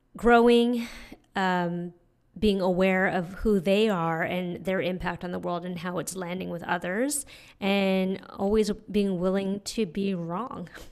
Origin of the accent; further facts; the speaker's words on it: San Francisco, California, United States; moved away as an adult; also born or lived in Montreal; now in New York, United States; I was born and raised in San Francisco